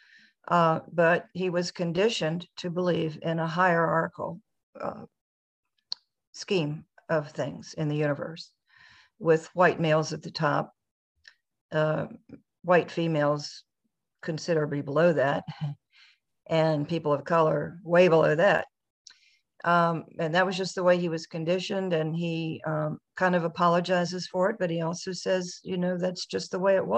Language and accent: English; Virginia, United States; I grew up in Virginia.